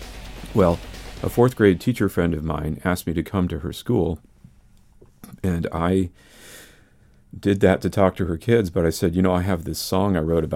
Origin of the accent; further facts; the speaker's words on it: Pennsylvania, United States; moved away; I'm from Pennsylvania originally